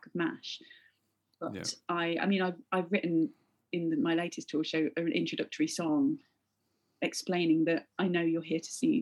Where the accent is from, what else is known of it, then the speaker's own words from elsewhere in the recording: Leicester, East Midlands, United Kingdom; moved away as an adult; I love Leicester. But I don't feel like I left when I was 18. My parents still very much live there